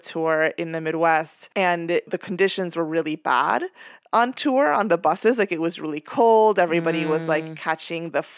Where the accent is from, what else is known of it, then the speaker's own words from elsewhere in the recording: Venezuela; as a kid growing up in Venezuela